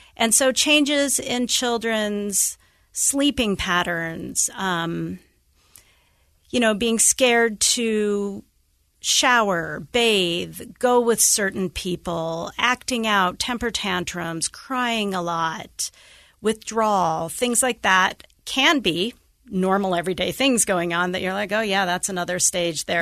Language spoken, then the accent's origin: English; Idaho Falls, Idaho, United States; moved away as an adult; now in Utah, United States; I grew up in Idaho Falls